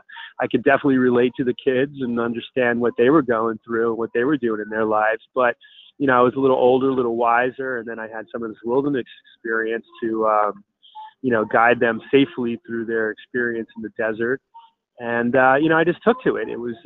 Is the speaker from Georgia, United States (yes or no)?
no; New York, United States; moved away as an adult; also born or lived in Montana / Western Massachusetts / London / California; I grew up in New York and, in the 80s